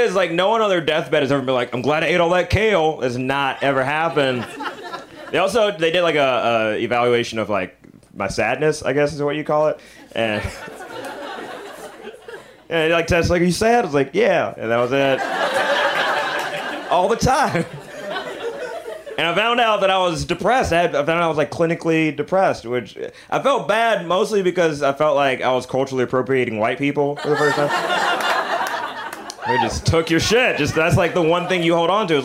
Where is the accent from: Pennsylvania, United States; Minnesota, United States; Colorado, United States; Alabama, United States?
Alabama, United States; I'm from Alabama